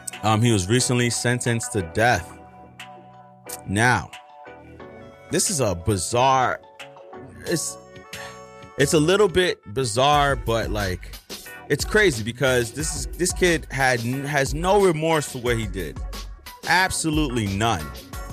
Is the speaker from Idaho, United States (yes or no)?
no; New York City, New York, United States; being a New Yorker, it's such a mind your business place.